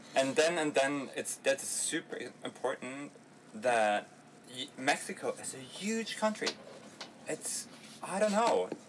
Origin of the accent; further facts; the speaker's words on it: Berlin, Germany; we are from Berlin